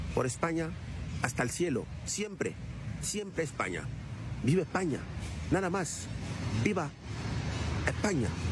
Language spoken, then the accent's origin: Spanish; Cameroon; now in Spain; Soy camerunés